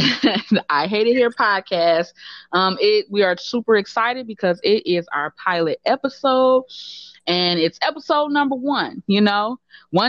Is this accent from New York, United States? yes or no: no; Detroit, Michigan, United States; moved away as an adult; now in Chicago, United States; I'm not from Chicago. I'm a Detroiter.